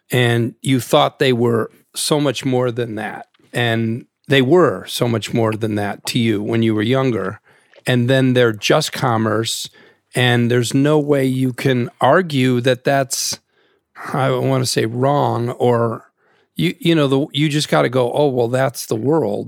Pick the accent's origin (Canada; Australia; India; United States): United States; Naperville, Illinois; I'm a suburban kid. I'm from Naperville, Illinois